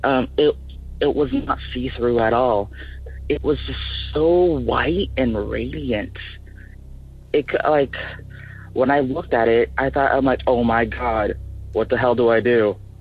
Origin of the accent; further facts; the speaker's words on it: Philippines; now in Tacoma, United States; I come from the Philippines, but I currently reside in Tacoma, Washington